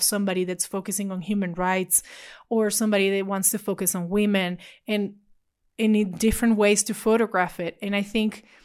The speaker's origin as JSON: {"language": "English", "country": "Venezuela", "tie": "born or raised there", "said": "I was born and raised in Venezuela"}